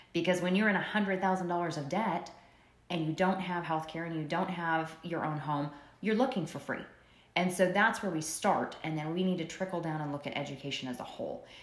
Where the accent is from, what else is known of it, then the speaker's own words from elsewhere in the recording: Prescott Valley, Arizona, United States; moved away as an adult; now in Bullhead City, United States; I was originally born and raised in Prescott Valley, and if the listeners are familiar with it, it's in Yavapai County